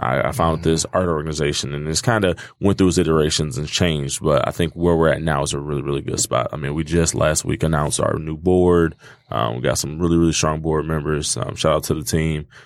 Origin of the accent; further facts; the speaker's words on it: Detroit, Michigan, United States; I actually was born and raised in the Northwest Goldberg neighborhood